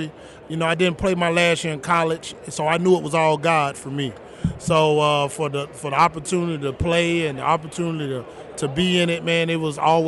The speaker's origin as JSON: {"language": "English", "town": "Tallahassee", "region": "Florida", "country": "United States", "moved": "yes", "lives_now": "Orlando, United States", "said": "I'm originally from Tallahassee, Florida"}